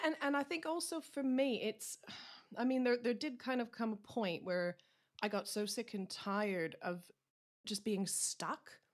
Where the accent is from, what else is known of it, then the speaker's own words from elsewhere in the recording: Canada; now in Essex, United Kingdom; I'm a Canadian country singer, songwriter. I'm based in Essex in the U K